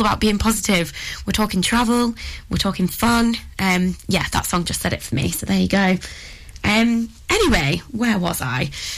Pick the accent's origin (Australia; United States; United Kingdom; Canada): United Kingdom; Ribble Valley, North West England; born and raised in the Ribble Valley, don't get me wrong, I love it here